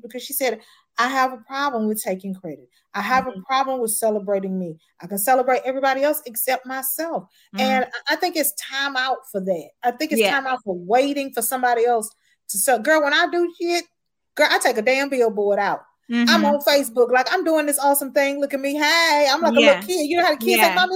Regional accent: Houston, Texas, United States; moved away; I'm from Houston

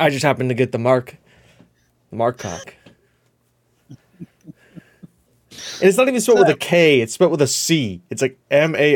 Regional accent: United States; I'm an American

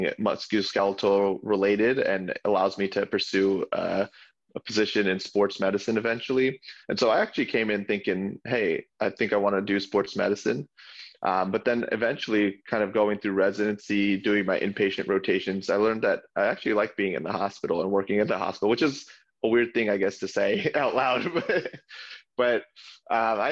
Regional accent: New Jersey, United States; I grew up in Jersey

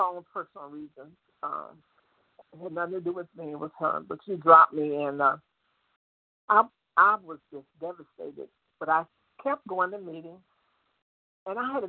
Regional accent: Chicago, Illinois, United States; moved away as an adult; also born or lived in Indiana; Chicago is my hometown

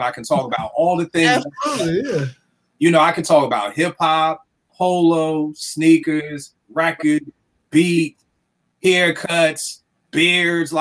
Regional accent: Philadelphia, Pennsylvania, United States; growing up in Philly

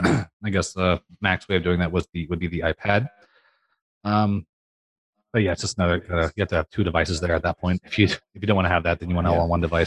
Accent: Hays, Kansas, United States; I'm from Hayes.

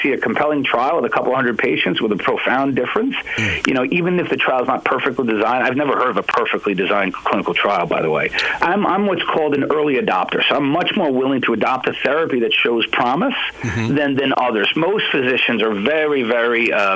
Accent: New York, United States; moved away; I'm from New York. I train there

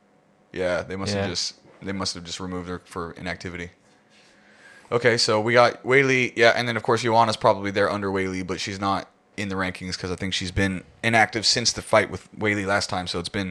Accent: United Kingdom; Like, as a Brit, I'm just, you know what I mean?

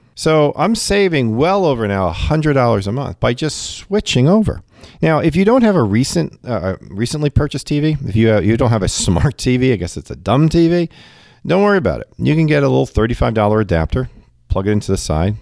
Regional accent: New York, United States; now in Cincinnati area, United States; I'm a New Yorker at heart and 'cause I, you know, grew up in New York

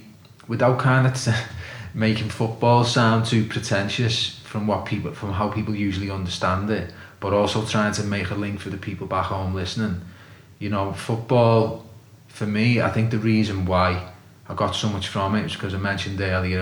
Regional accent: Liverpool, North West England, United Kingdom; I'm from Liverpool

